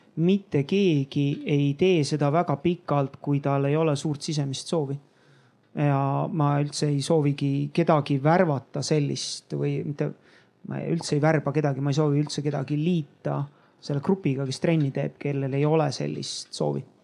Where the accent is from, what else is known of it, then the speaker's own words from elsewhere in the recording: Tallinn, Harju County, Estonia; ma olen Nõmmelt välja kasvanud